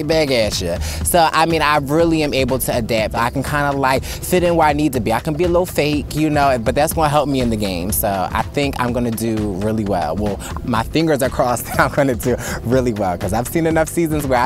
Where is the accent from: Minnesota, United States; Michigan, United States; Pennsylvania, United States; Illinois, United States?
Pennsylvania, United States; Philadelphia; I'm from Philadelphia, PA